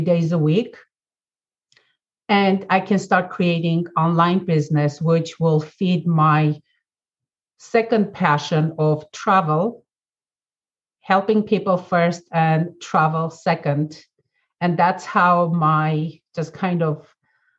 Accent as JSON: {"language": "English", "country": "Armenia", "tie": "born or raised there", "moved": "as an adult", "lives_now": "United States", "said": "born and raised in Armenia, former Soviet Union"}